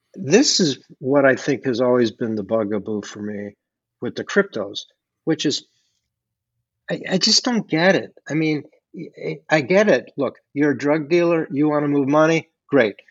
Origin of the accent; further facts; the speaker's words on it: Chicago, Illinois, United States; I grew up in Chicago